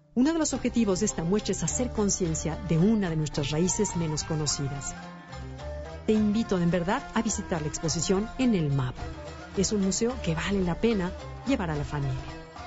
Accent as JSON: {"language": "Spanish", "country": "Mexico"}